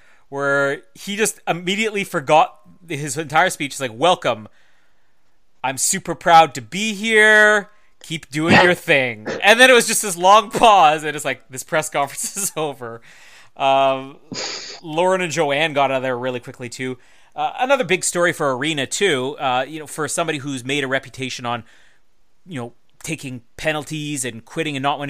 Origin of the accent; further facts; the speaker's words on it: Canada; I'm the Canadian on the Oz Network